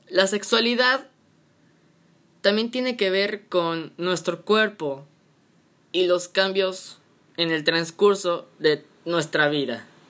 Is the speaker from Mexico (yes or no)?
yes; Mexico; en México, en mi país bonito y querido